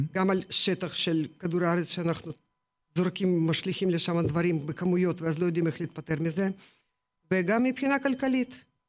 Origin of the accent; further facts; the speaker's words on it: Ukraine; Hebrew is a second language; moved away as an adult; now in Israel; האזור ממנו באתי, מאוקראינה, גם mm-hmm. לא רחוק מהים השחור. כל mm-hmm. החיים שלי, כל, כל הילדות שלי רשם שם